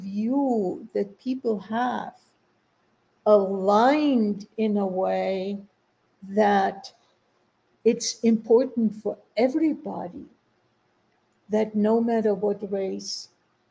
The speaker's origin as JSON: {"language": "English", "country": "Germany", "tie": "born or raised there", "moved": "yes", "lives_now": "United States", "said": "I grew up in Germany"}